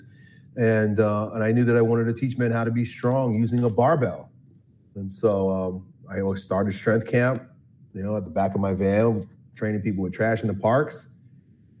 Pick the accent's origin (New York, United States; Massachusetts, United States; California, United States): New York, United States; Long Island; I grew up in Long Island, New York, suburban New York City.